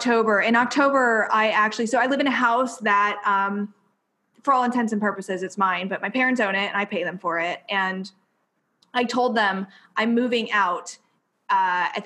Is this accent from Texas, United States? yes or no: no; near Columbus, Ohio, United States; moved away as an adult; I live like 45 minutes from Columbus, Ohio, and it's real sleepy here. This is my hometown.